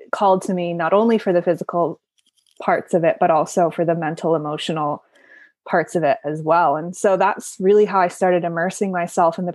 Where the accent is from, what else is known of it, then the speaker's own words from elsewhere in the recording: Cleveland, Ohio, United States; moved away as an adult; also born or lived in Boulder, Colorado; I grew up in Northeast Ohio in suburban Cleveland, Ohio